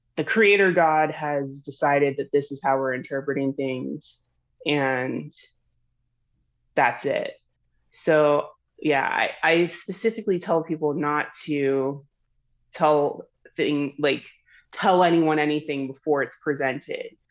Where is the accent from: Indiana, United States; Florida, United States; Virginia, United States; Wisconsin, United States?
Florida, United States; I'm from Florida, so I'm from the South